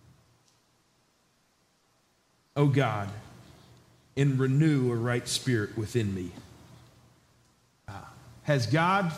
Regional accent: New York, United States; also born or lived in Georgia; I was a southern boy from Georgia, even though I grew up in New York.

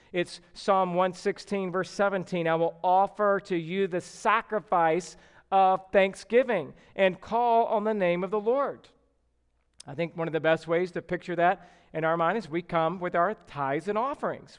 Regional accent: the South, United States; growing up in the South

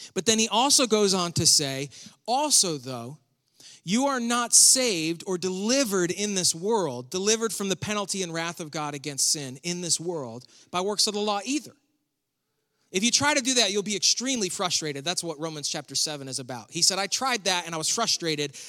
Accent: near Buffalo, New York, United States; I was born and raised near Buffalo, the home of the chicken wing

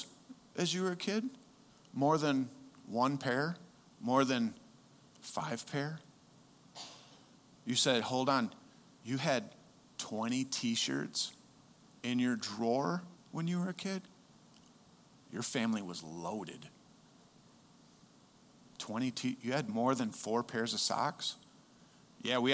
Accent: United States; as an American, I happen to lean more on my Americanness

